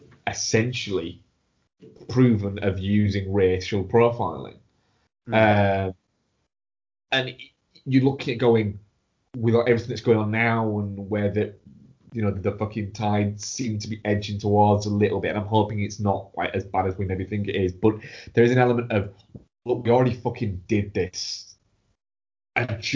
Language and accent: English; United Kingdom; watching it as a Brit.